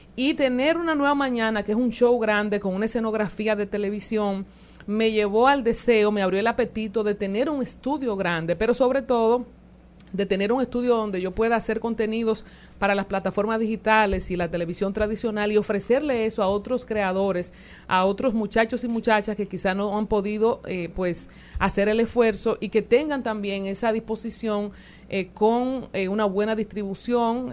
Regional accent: Loma Verde, San Juan, Dominican Republic; allá en Loma Verde, donde yo me crié en San Juan

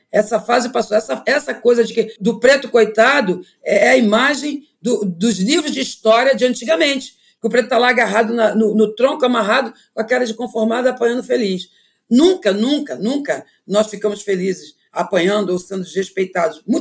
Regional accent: Brazil; born there; Eu sou uma, uma africana que nasci no Brasil e que estou colocada na advocacia e o meu orixá é Xangô.

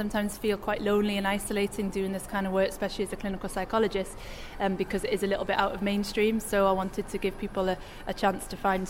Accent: Newcastle upon Tyne, North East England, United Kingdom; moved away as an adult; now in Leeds, United Kingdom; I'm new to Leeds, so I wanted to know what was going on which would fit under the community psychology umbrella. I'm originally from Newcastle

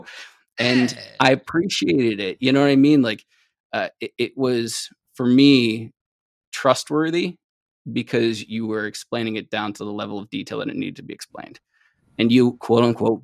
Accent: New York City, New York, United States; also born or lived in Columbia, South Carolina; now in central New York, United States; I grew up in New York City for the most part.

